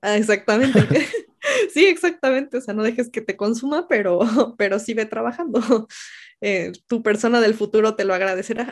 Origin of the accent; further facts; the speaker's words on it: Mexico; moved away as an adult; also born or lived in Mexico City; mi, propio país es un lugar inseguro para los periodistas